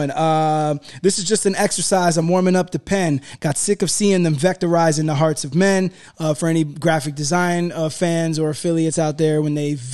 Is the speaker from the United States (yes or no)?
no; United Kingdom; I was very happy because I'm British.